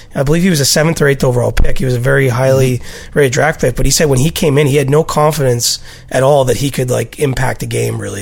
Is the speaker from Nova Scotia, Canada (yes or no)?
no; near Toronto, Ontario, Canada; a young Leafs fan growing up near Toronto.